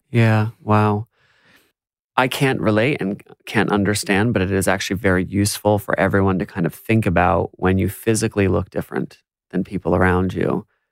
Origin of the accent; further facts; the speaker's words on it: United States; now in Australia; as an American